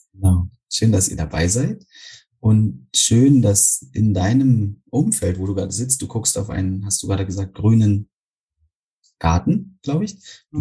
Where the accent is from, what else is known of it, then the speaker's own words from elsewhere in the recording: Berlin, Germany; So als Berliner